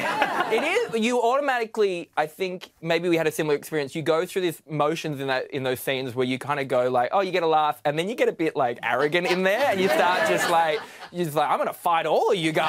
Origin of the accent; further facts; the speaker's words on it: Newcastle, New South Wales, Australia; I grew up in Newcastle